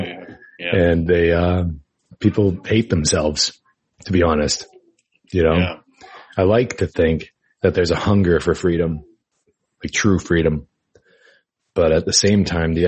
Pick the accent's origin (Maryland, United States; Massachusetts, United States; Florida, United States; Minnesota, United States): Massachusetts, United States; I'm from Massachusetts. And that's where I grew up, born and raised, you know, Massachusetts.